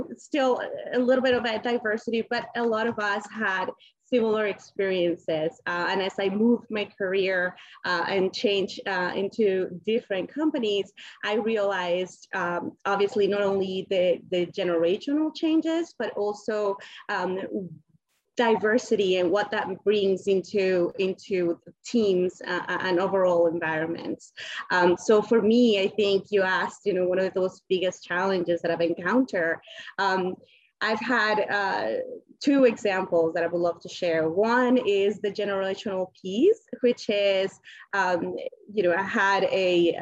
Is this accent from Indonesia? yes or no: no; Colombia; English is a second language; moved away; I'm originally from Colombia